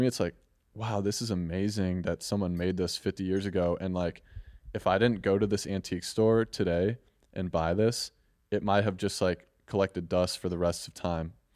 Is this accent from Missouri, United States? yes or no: yes; St. Louis, Missouri, United States; I'm from Saint Louis, Missouri